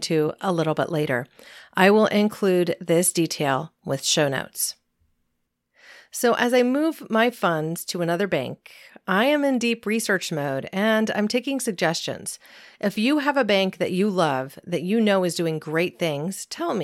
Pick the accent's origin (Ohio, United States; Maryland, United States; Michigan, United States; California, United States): California, United States; my home state of California